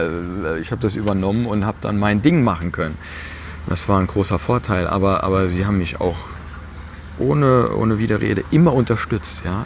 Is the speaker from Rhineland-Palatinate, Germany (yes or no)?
yes; Piesport, Rhineland-Palatinate, Germany; Ich fühle mich auch richtig wohl hier